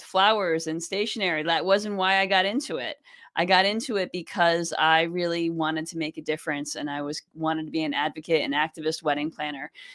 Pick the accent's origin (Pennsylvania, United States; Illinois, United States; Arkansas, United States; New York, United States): New York, United States; also born or lived in Boston, Massachusetts; I grew up in New York State